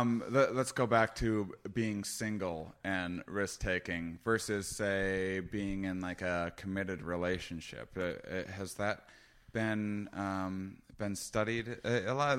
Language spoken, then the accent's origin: English; Wisconsin, United States; moved away; I was from Wisconsin